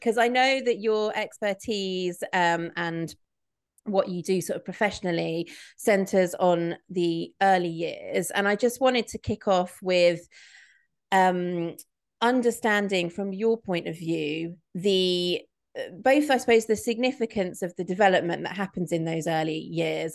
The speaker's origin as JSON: {"language": "English", "region": "Midlands", "country": "United Kingdom", "tie": "born or raised there", "said": "I grew up in the Midlands in the nineties"}